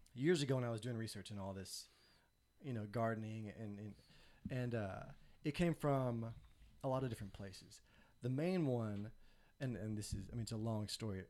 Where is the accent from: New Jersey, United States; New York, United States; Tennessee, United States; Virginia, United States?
Tennessee, United States; Nashville; moved away as an adult; now in Columbia, United States; I am from Nashville, Tennessee. Me and my wife are. We moved to Columbia, South Carolina in two thousand nine.